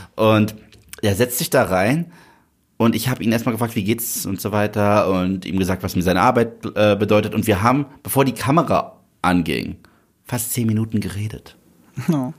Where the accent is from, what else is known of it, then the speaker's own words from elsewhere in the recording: Germany; du hörst sie nicht deutsch an. Mhm. Habe ich gesagt, doch bin ich.